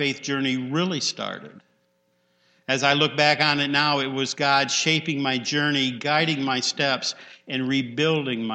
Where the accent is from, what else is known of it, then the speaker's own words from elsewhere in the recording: Penfield, United States; growing up in Penfield next to Bailey Park